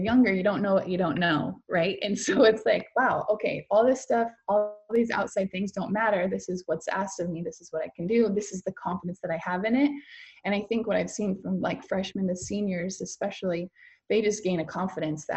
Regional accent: Stayton, Oregon, United States; growing up in Staten, obviously a smaller town

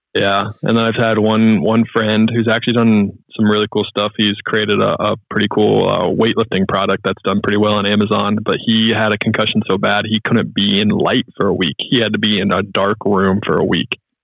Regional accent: Charlotte, North Carolina, United States; moved away; also born or lived in Ohio; I'm so much of a Charlotte homer

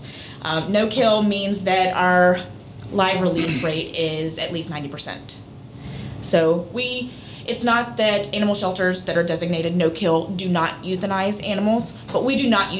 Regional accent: South Louisiana, United States; moved away; I'm from South Louisiana.

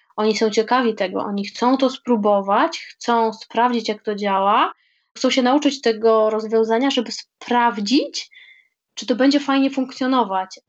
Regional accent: Krosno, Subcarpathian Voivodeship, Poland; moved away as an adult; now in Warsaw, Poland; z mojego rodzinnego miasta Krosna

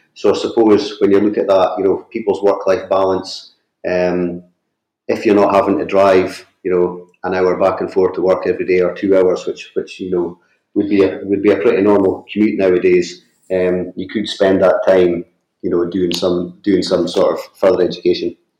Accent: northeast of Scotland, United Kingdom; I grew up in a small fishing village in the, in the northeast of Scotland. You might be able to tell that from my accent.

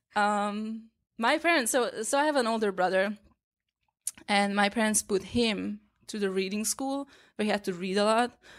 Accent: Hungary; English is a second language; moved away as an adult; now in New York, United States; growing up in Hungary, we didn't have acupuncture school

